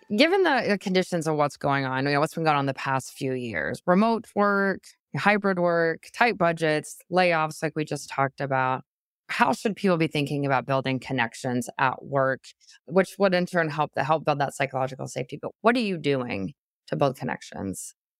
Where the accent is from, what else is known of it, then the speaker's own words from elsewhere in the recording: Midwest, United States; also born or lived in Wisconsin; I'm from the Midwest, I live in Wisconsin